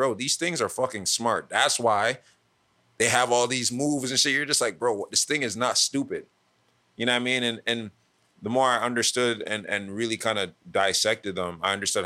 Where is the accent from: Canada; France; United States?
Canada; Toronto, Ontario; growing up in Scarborough. Being in Toronto